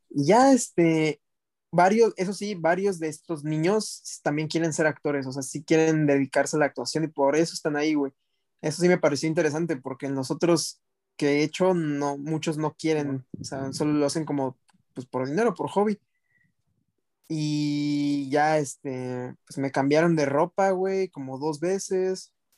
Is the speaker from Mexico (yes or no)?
yes; Mexico; de México